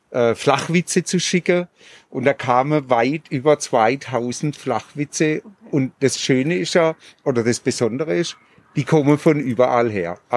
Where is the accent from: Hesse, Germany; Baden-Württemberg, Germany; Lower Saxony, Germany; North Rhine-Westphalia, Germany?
Baden-Württemberg, Germany; Pforzheim; auch über meine Heimatstadt Pforzheim äh, rede ich da sehr, sehr ähm, ja, so wie ich's wahrgenommen habe.